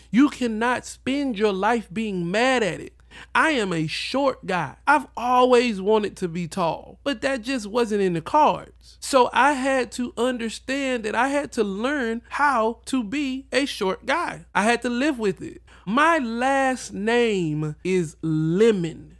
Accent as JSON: {"language": "English", "region": "the South", "country": "United States", "tie": "born or raised there", "said": "I was raised in the South"}